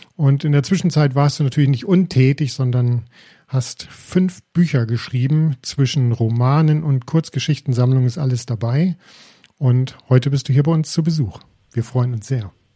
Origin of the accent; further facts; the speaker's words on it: near Detmold, North Rhine-Westphalia, Germany; Ich bin aus der Nähe von Detmold